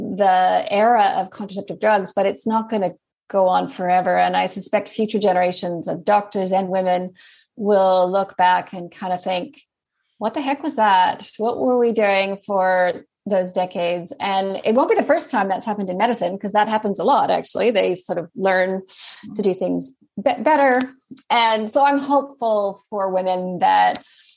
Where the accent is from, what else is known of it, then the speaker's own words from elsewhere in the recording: Canada; accent: Canadian; also born or lived in Sydney, Australia; now in Christchurch, New Zealand; As you can probably hear, I have a Canadian accent. So I'm from Canada, but then I lived in Sydney for about 15 years